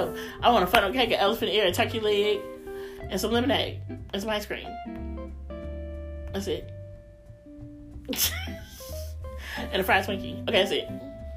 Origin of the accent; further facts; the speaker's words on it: Louisville, Kentucky, United States; moved away as an adult; now in Indiana, United States; I am from Louisville, okay? I lived in Louisville, grew up in Louisville, went to school in Louisville. My first job was in Louisville, okay?